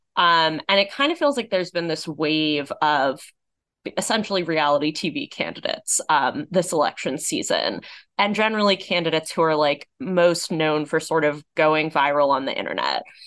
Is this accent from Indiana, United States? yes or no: no; Los Angeles, California, United States; Los Angeles, my hometown